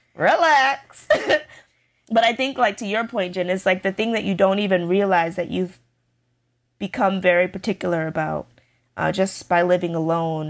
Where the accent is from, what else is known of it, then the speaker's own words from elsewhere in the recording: United States; I'm very American